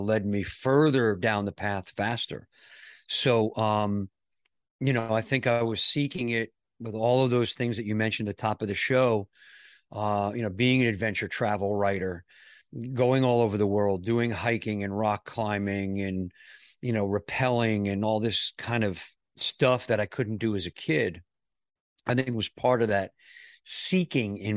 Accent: New York, United States; I grew up in New York

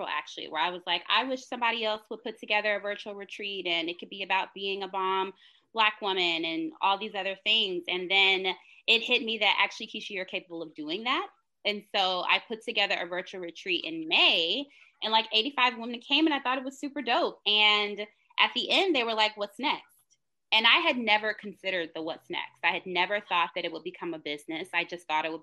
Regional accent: Charlotte, North Carolina, United States; I'm originally from Charlotte, North Carolina. So shout out to all the Southerners

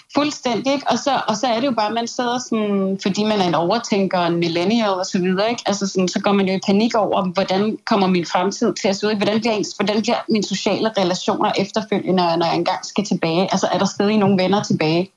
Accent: Sweden; vi også har derhjemme i Sverige

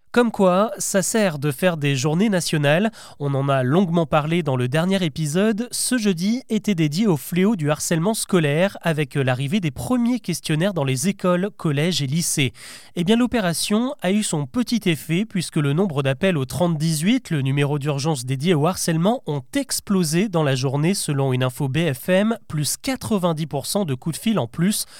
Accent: France; Chez nous, en France

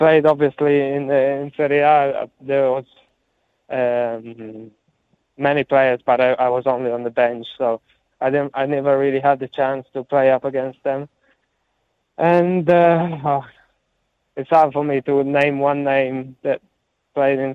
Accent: Rome, Lazio, Italy; accent: Italian; moved away as an adult; now in Wellington, New Zealand; growing up in Italy, all my friends and family, most of my family live in Italy, so I feel very Italian

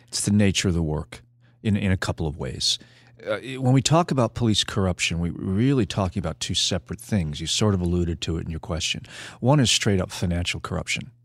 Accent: New York City, New York, United States; moved away; also born or lived in California; I was born on Staten Island

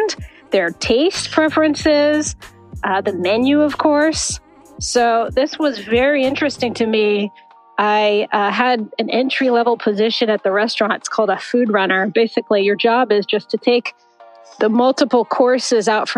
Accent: Massachusetts, United States; moved away as an adult; also born or lived in Northern California; now in California, United States; I grew up on the East Coast in Massachusetts

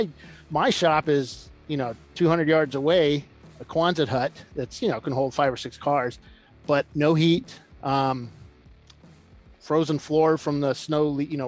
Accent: San Diego, California, United States; now in Central Virginia, United States; I'm from San Diego. I grew up in San Diego.

